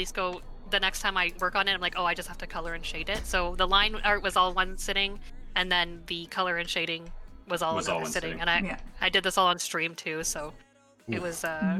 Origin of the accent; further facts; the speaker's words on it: Mississauga, Ontario, Canada; I was, I was born here. My parents were not, but I was born in Mississauga, Ontario.